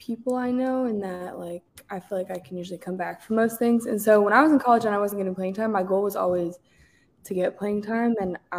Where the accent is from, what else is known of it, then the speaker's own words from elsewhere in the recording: Washington, United States; moved away as an adult; also born or lived in Syracuse, New York; now in Los Angeles, United States; I am from Washington State. The Washington that has Seattle in it